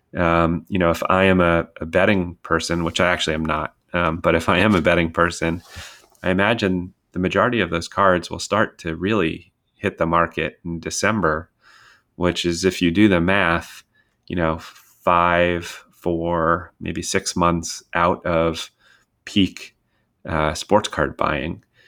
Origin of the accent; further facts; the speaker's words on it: Westchester County, New York, United States; moved away as an adult; I grew up in Westchester County, New York